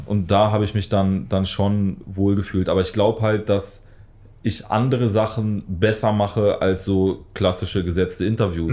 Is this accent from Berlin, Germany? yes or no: yes; Berlin, Germany; Wir kommen auch beide aus, aus Südberlin